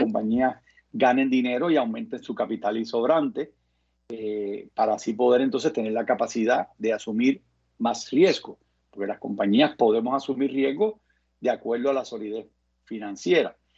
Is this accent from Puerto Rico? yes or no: yes; Carolina, Puerto Rico; also born or lived in New Orleans; crié en Isla Verde, eh, asistí al Colegio de la Piedad